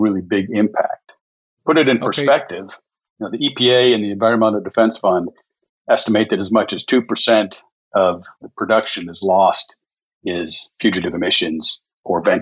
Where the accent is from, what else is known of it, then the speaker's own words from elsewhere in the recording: Michigan, United States; now in Houston, United States; originally from Michigan, but been here, maybe some 45 years or so